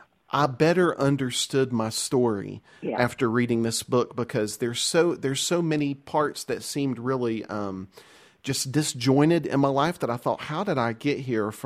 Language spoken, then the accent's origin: English; Boone, North Carolina, United States; accent: Southern; I actually grew up right outside of Boone